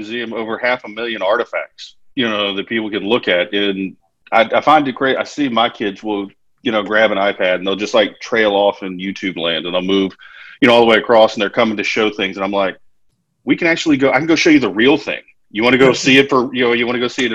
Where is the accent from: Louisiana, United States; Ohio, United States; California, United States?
Louisiana, United States; Baton Rouge; I'm from Baton Rouge